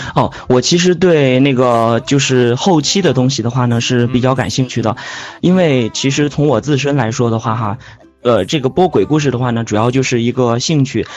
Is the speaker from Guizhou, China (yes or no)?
yes; Guizhou, China; 我家是贵州的